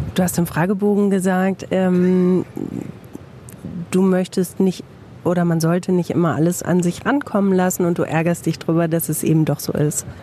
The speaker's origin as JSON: {"language": "German", "town": "Bielefeld", "region": "North Rhine-Westphalia", "country": "Germany"}